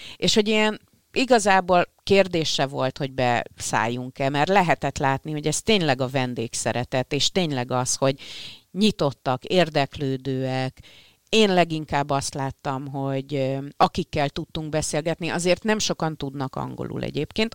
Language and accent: Hungarian; Hungary; magyarok vagyunk